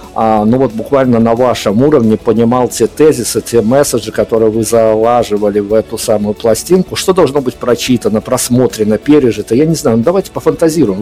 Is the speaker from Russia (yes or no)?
no; Belarus; я как белорус